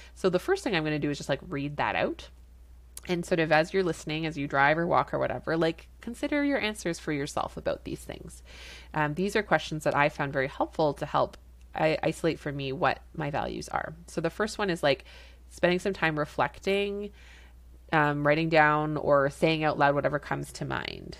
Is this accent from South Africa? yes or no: no; Canada; I'm a Canadian family physician